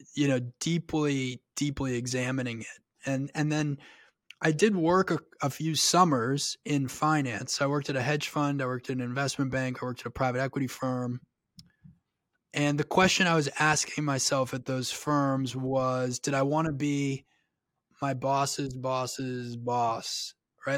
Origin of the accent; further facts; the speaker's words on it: Long Island, New York, United States; I grew up on the north shore of Long Island